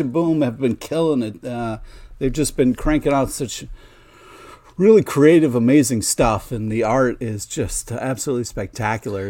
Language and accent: English; Rochester, New York, United States; growing up in Rochester